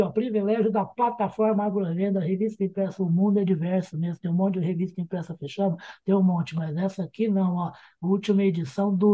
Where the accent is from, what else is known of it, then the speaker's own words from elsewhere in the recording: Campinas, São Paulo, Brazil; Eu sou de Campinas, sou em São Paulo até agora e moro em Campinas